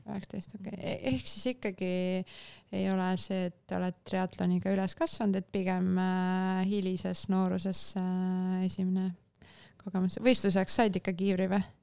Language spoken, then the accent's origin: Estonian; Vinni, Lääne-Viru County, Estonia; ma olen Vinnist pärit, Vinni lähedalt Pajustist